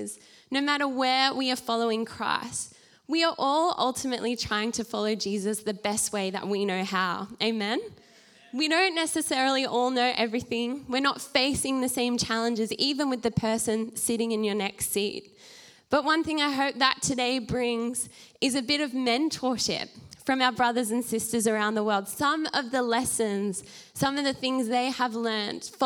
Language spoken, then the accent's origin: English; Australia; as the Australian church